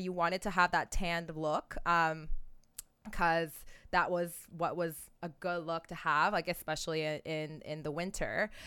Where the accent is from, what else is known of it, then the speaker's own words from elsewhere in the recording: Oakville, Ontario, Canada; growing up in Oakville, Ontario